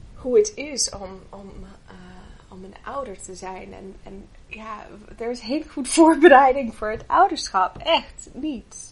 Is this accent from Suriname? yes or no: no; Canada; Dutch is a second language; moved away as an adult; now in Netherlands; ik ben niet, eh, oorspronkelijk Nederlander. Eh, ik kom uit Canada en, eh, ik ben achttien jaar geleden naar Nederland toegekomen